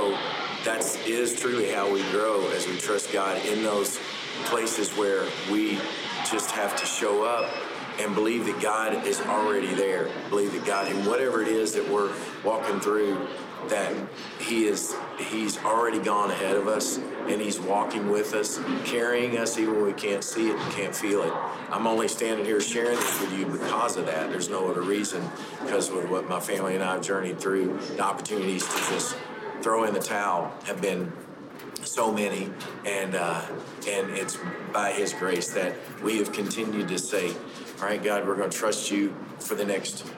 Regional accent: Paducah, Kentucky, United States; I'm from Kentucky, Paducah, Kentucky

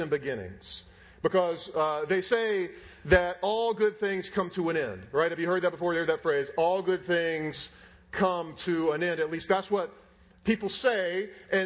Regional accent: Raleigh, North Carolina, United States; moved away; I'm from Raleigh. My parents are there.

